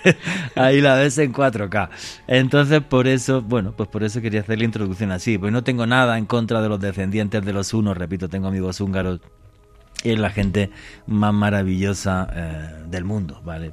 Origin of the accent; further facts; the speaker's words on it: Eastern Andalusia, Spain; now in Colombia; Yo que soy andaluz, y esto lo cuento muchas veces, en la región de yo que soy, donde yo soy, de la Andalucía Oriental